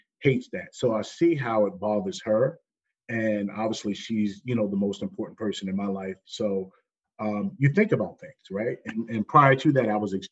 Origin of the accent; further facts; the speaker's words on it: Jersey City, New Jersey, United States; growing up where I grew up, Jersey City, New Jersey